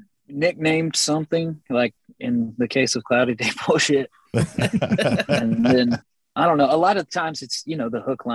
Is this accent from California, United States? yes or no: no; Texas, United States; We're from Texas. I mean, go figure, right?